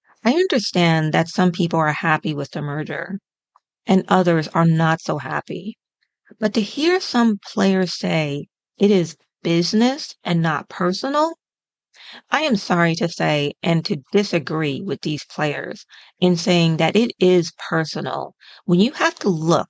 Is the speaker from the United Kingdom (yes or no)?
no; United States